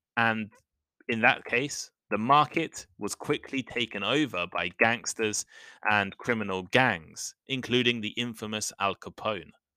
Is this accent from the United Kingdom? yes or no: yes; England, United Kingdom; moved away as an adult; now in Japan; I come from England, where you can never see cigarettes in shops.